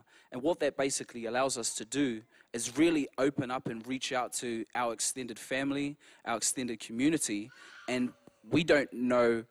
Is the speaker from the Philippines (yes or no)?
no; New Zealand; moved away; we're actually from New Zealand